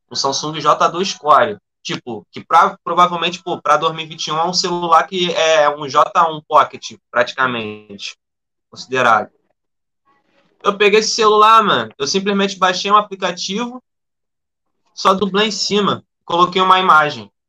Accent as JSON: {"language": "Portuguese", "town": "Sepetiba", "region": "Rio de Janeiro", "country": "Brazil", "tie": "born or raised there", "said": "eu sou cria da Zona Oeste, na verdade, sou cria de Septiba, e depois que eu morei pra, pra Santa Cruz"}